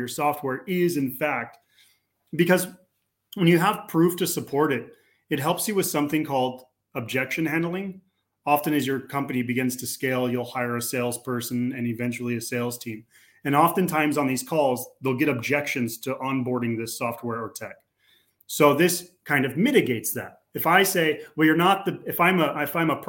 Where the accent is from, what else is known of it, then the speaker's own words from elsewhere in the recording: California, United States; moved away as an adult; now in Slovakia; I'm a Californian, but I live in Central Europe. I moved here several years ago.